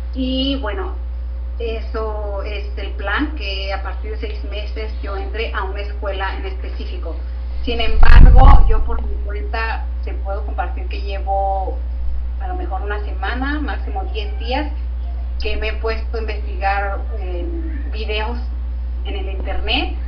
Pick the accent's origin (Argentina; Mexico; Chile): Mexico; Tijuana, Baja California; moved away as an adult; now in London, United Kingdom; soy del norte, soy de Tijuana, de la frontera con San Diego